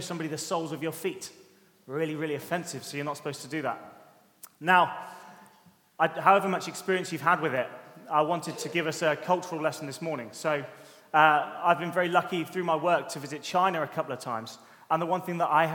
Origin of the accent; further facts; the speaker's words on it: United Kingdom; being a Brit